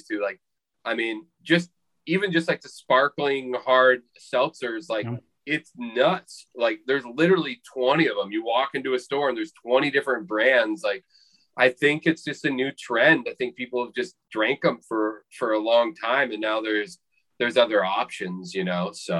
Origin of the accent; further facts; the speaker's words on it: Portland, Oregon, United States; I'm from Portland too